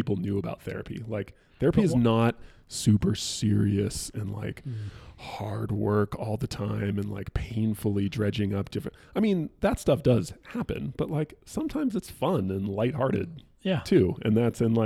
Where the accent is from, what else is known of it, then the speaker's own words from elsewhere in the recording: Northern California, United States; I grew up in Northern California